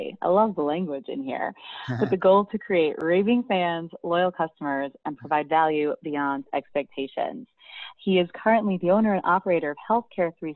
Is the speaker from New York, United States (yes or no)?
yes; New York, United States; I'm from New York originally